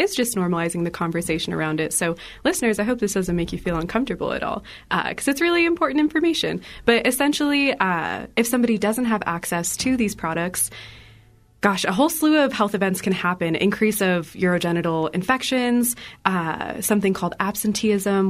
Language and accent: English; Illinois, United States; now in Colorado, United States; I come from Illinois